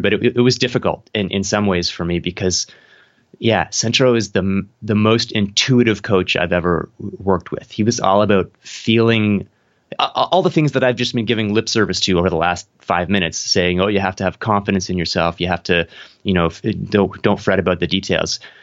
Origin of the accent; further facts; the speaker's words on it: Canada; I'm in Toronto, I'm from Canada